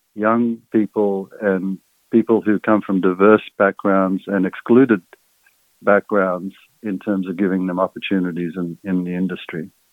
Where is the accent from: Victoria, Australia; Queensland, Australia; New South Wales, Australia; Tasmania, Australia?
New South Wales, Australia; Sydney; also born or lived in Egypt; I was uh, an immigrant kid growing up in Sydney's West in the 1960s